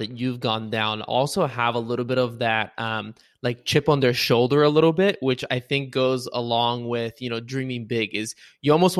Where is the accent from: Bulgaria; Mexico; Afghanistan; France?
Bulgaria; now in United States; somebody who grew up in Bulgaria and immigrated to the US